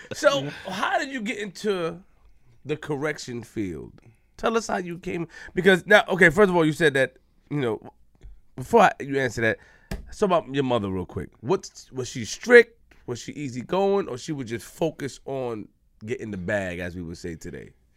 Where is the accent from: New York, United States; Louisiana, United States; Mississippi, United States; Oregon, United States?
New York, United States; Queens; I'm from Queens